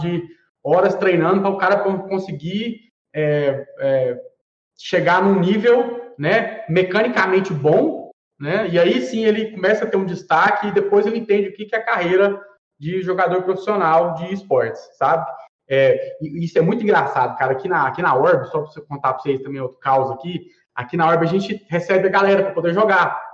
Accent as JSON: {"language": "Portuguese", "town": "Goiânia", "region": "Goiás", "country": "Brazil", "said": "nós somos aqui né, de Goiânia, aqui de Goiás"}